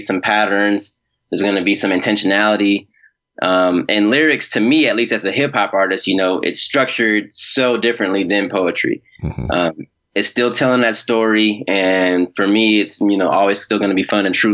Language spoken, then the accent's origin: English; Milwaukee, Wisconsin, United States; I grew up in Milwaukee, Wisconsin